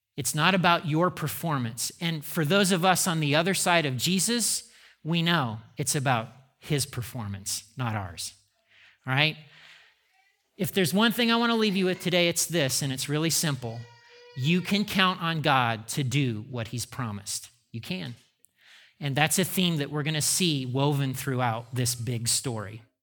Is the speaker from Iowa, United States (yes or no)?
no; Indiana, United States; I grew up in Indiana